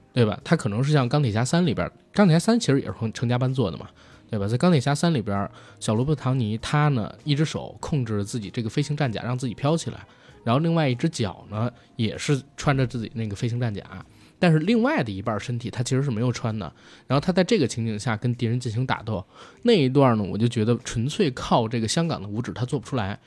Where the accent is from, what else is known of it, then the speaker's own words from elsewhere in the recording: China; 我们中国人